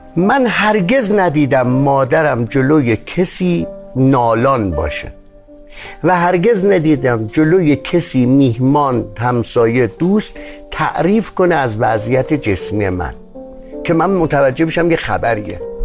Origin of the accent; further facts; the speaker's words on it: Qazvin Province, Iran; متولد قزوین هستم